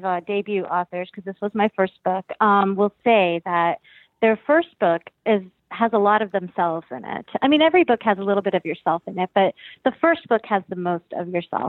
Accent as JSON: {"language": "English", "region": "South Florida", "country": "United States", "tie": "born or raised there", "said": "I was born and raised in South Florida"}